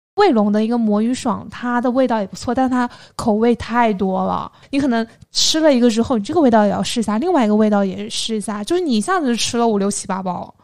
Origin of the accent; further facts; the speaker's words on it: Xinyu, Jiangxi, China; 但是我在我们江西省信义市也经常可以买得到的